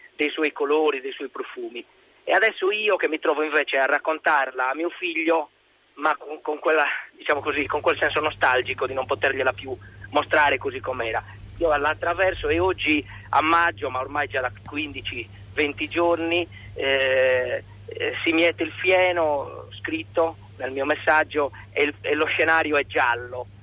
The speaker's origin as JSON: {"language": "Italian", "area": "Barbagia", "region": "Sardinia", "country": "Italy", "said": "sono originario di quella terra, di quella regione sarda, la Barbagia"}